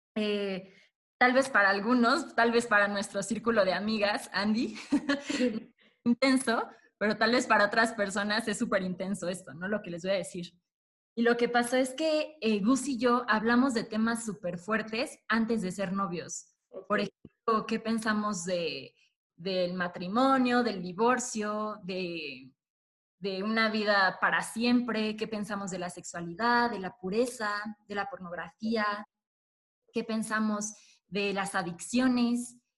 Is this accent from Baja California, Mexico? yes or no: no; Puebla, Mexico; los dos somos de Puebla